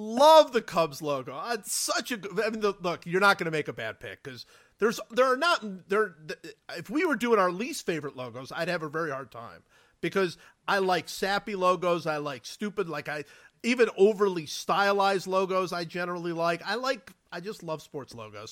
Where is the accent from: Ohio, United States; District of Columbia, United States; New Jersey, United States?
Ohio, United States; Cleveland; I grew up in Cleveland and grew up in Cleveland